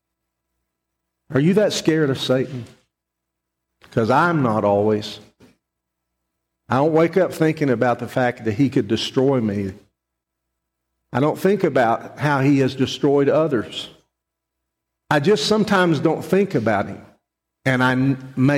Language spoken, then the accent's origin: English; West Texas, United States; I grew up in West Texas